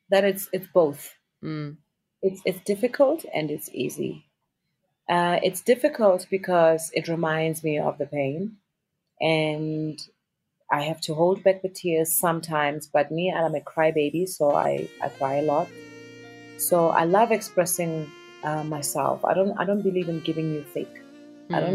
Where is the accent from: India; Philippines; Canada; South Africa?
South Africa; It's confidence in who you are as a South African artist. The power, our sound, not even our music, our mm-hmm. sound, our colors of the clothing, the food we eat, our language, you know.